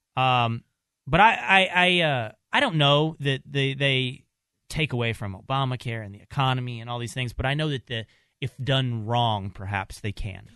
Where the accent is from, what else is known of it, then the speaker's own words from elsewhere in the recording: Texas, United States; growing up in Texas.